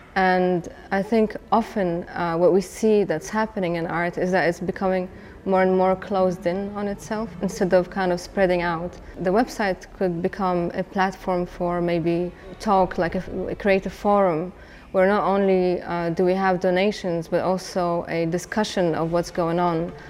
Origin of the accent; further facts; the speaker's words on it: Bethlehem, West Bank, Palestine; I grew up in Bethlehem in the West Bank in Palestine